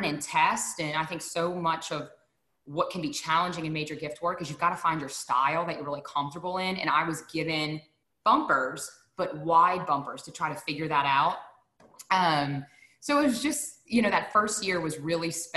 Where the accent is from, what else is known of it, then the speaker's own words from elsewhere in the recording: Deep South, United States; I'm from the Deep South.